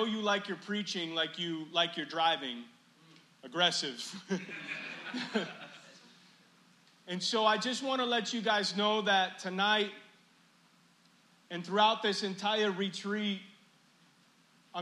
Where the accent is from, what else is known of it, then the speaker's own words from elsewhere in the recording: Chicago, Illinois, United States; moved away; I've lived outside of Chicago now longer than I've lived in Chicago in the beginning of my life. But it's still my hometown